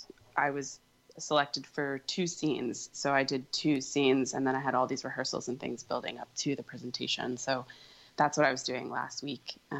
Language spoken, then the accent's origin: English; Virginia, United States; Purple. I'm from Virginia originally.